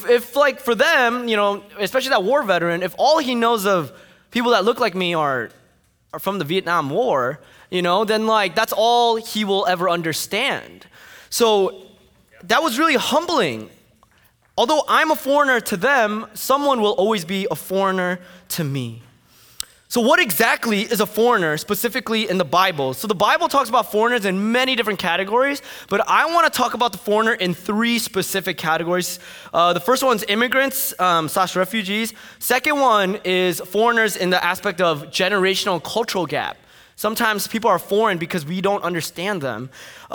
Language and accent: English; Fort Lee, New Jersey, United States; I grew up in Fort Lee, New Jersey